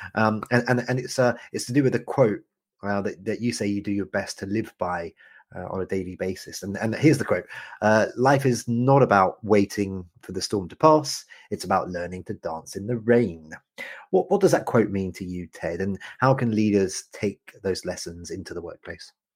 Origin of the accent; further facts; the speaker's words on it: United Kingdom; as a Brit